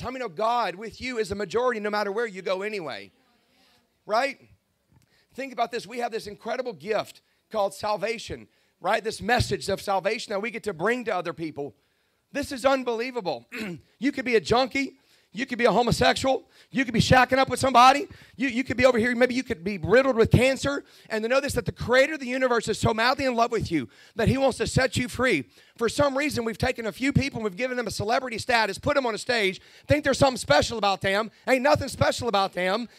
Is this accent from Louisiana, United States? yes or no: yes; Baton Rouge, Louisiana, United States; I'm 49 years old now, and I grew up in Baton Rouge